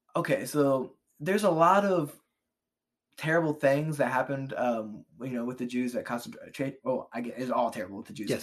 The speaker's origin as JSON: {"language": "English", "town": "Cincinnati", "region": "Ohio", "country": "United States", "said": "we're from Cincinnati."}